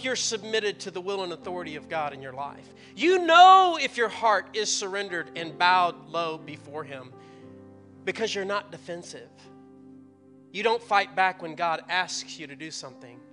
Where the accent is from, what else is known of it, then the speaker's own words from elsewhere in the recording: the Bible Belt, United States; I grew up in the Bible Belt